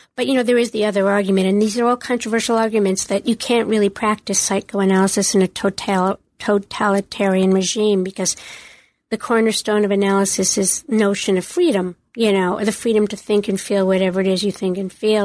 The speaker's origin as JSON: {"language": "English", "country": "United States", "said": "I am an American"}